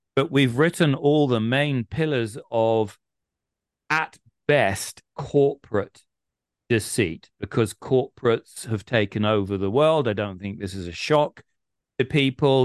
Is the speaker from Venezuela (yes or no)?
no; England, United Kingdom; we're English